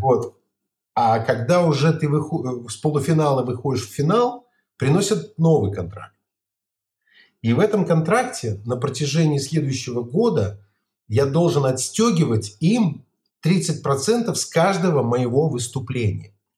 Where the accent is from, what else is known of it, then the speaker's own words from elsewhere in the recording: Barysaw, Minsk Region, Belarus; also born or lived in Kopyl; я из Борисова, у меня баба, мама из Кополя